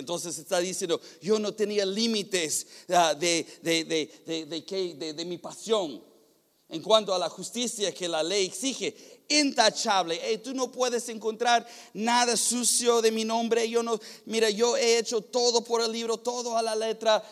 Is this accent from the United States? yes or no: yes; United States; Spanish is a second language; moved away; soy gringo